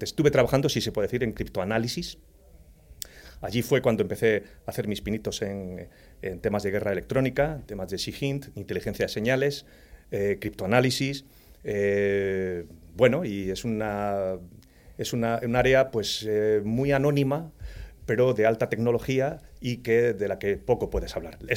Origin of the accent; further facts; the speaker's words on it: Torredonjimeno, Andalusia, Spain; Pues en un pueblecito de la provincia de Jaén donde se cría buen aceite. Por cierto, ha dado muchos cisos a la humanidad esa, esa comarca.